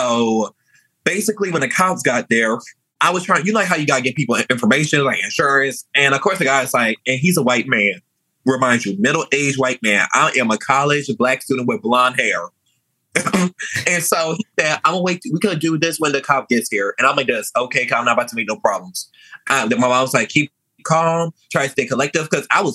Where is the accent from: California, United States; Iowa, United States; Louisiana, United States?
Louisiana, United States; also born or lived in New Orleans / Metairie / Kenner; I was raised in Louisiana.